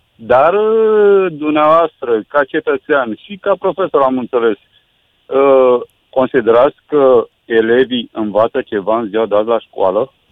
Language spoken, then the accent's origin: Romanian; Romania; Sunt un cetățean din România.